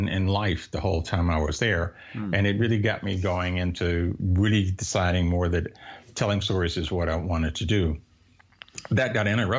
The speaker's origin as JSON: {"language": "English", "town": "Tuscaloosa", "region": "Alabama", "country": "United States", "tie": "born or raised there", "also_born_or_lived": "Asia", "moved": "yes", "said": "I grew up in Alabama, Tuscaloosa"}